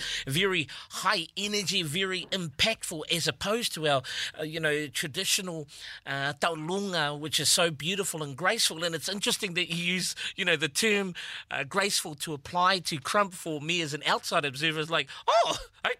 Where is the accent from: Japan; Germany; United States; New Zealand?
New Zealand; growing up in New Zealand